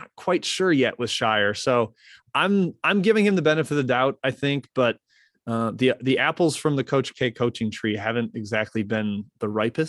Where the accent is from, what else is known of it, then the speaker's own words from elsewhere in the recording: Milwaukee, Wisconsin, United States; I grew up in Milwaukee